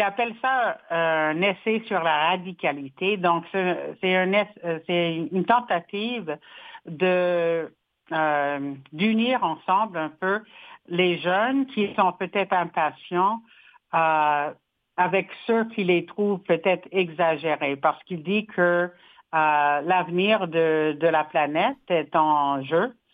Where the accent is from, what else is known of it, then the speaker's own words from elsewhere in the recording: Saskatchewan, Canada; moved away; je suis rentrée chez moi en Saskatchewan